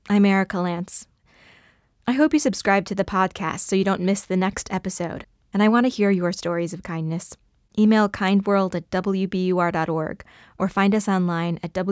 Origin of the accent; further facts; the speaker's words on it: Altenburg, Thuringia, Germany; the research of the life and fate of former Jewish citizens of my hometown Altenburg always was a task I've liked